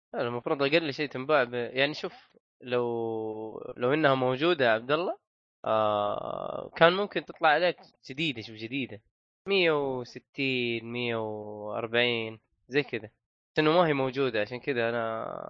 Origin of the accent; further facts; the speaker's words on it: Saudi Arabia; احنا في السعوديه